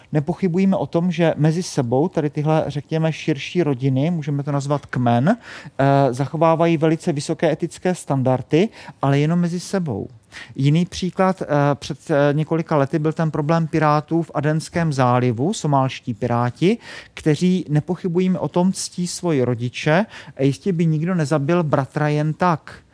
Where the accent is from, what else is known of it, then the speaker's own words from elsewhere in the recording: Lechovice, South Moravian Region, Czechia; já jsem z Jižní Moravy a, a kdybyste někdy přijeli k nám do Lechovic